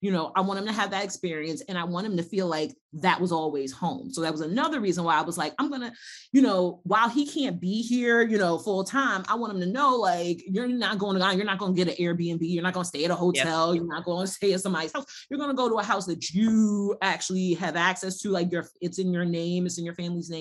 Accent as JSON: {"language": "English", "country": "United States", "also_born_or_lived": "Ghana", "said": "I'm still American."}